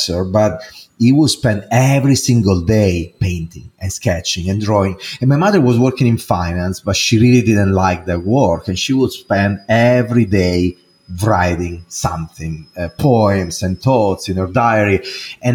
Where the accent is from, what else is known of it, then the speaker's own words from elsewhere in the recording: Italy; English is a second language; now in United States; as you probably can hear from my accent, I'm not American, even though I'm an American citizen right now, but I am Italian. I was born there and I grew there